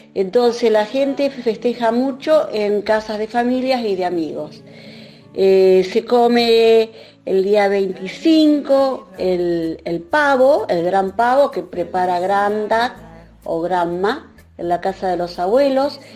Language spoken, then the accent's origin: Spanish; Concordia, Entre Ríos, Argentina; moved away as an adult; also born or lived in Tenerife; now in Dublin, Ireland; Soy oriunda de Concordia